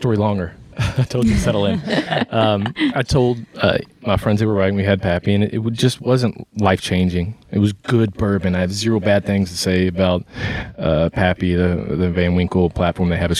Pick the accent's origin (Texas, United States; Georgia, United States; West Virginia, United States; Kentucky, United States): Kentucky, United States; Louisville; I grew up in Louisville. I went to Eastern High School.